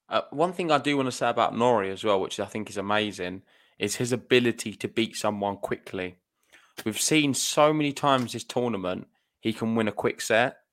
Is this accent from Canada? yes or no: no; United Kingdom; being British